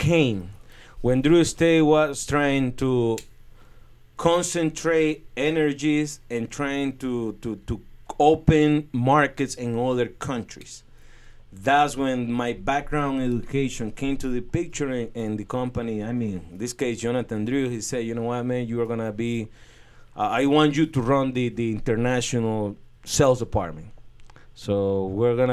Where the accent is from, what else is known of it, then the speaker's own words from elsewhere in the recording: Estelí, Nicaragua; the tobacco industry in my hometown is the big engine that moved the economy